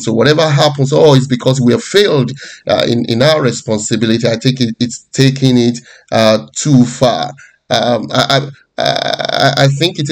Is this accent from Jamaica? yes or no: no; Nigeria; moved away; I'm originally from Nigeria before I moved out of the country